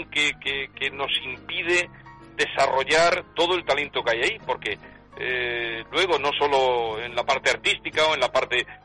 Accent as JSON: {"language": "Spanish", "region": "Andalusia", "country": "Spain", "also_born_or_lived": "Catalonia", "said": "viví en Cataluña, me encontré muy a gusto, pero yo, yo allí me di cuenta de que yo era andaluz y tenía que, lo poco mucho que yo pudiera hacer, tenía que hacerlo en mi tierra"}